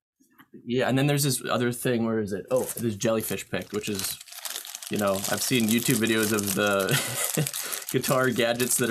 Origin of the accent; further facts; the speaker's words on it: Canada; moved away as an adult; now in United States; I'm Canadian